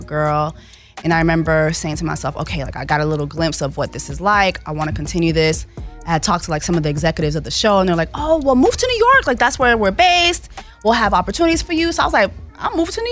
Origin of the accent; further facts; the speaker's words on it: Montreal, Quebec, Canada; moved away; also born or lived in Miami / Haiti (ancestry); Montreal, Canada, was where I was born